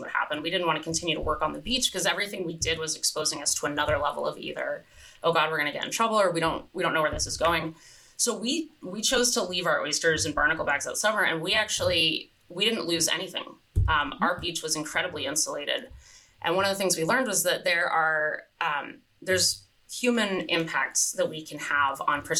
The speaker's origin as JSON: {"language": "English", "region": "California", "country": "United States", "tie": "born or raised there", "moved": "yes", "lives_now": "Hood Canal, United States", "said": "I grew up in California, and California beaches are public beaches"}